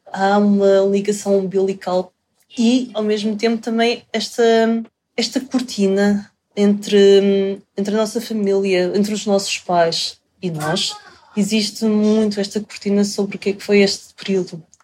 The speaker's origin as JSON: {"language": "Portuguese", "region": "Lisbon", "country": "Portugal", "tie": "born or raised there", "also_born_or_lived": "Macau", "said": "Eu nasci em Lisboa, sim."}